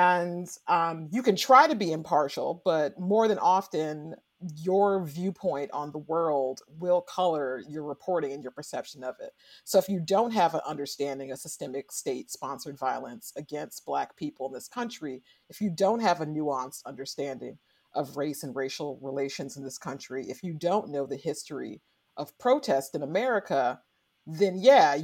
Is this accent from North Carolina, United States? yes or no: no; St. Louis, Missouri, United States; also born or lived in Carbondale, Illinois; I grew up in St. Louis, Missouri, and in Carbondale, Illinois